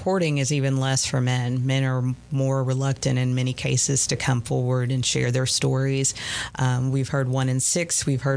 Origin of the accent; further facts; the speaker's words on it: the South, United States; we're from the South